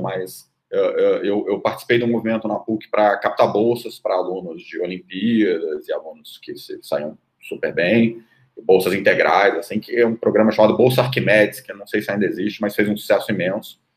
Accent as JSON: {"language": "Portuguese", "country": "Brazil"}